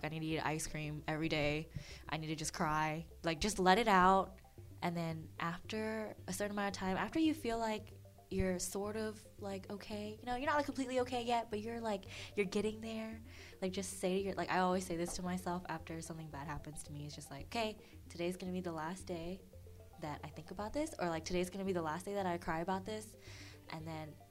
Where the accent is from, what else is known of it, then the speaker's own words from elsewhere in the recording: Lafayette, United States; moved away as an adult; I'm from Lafayette and I moved away